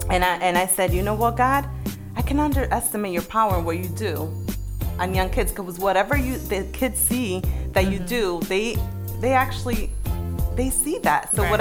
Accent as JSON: {"language": "English", "country": "Dominican Republic", "said": "Where me and my son in DR, I'm from the Dominican Republic. You have another Dominicanita here."}